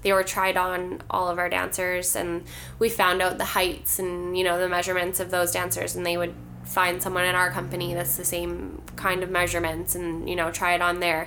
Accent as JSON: {"language": "English", "region": "Ontario", "country": "Canada", "moved": "yes", "said": "I'm not from here originally. I'm from Ontario"}